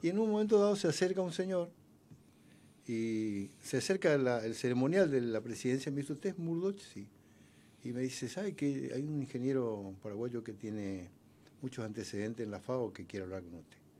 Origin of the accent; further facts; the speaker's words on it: Clorinda, Formosa, Argentina; yo soy de Clorinda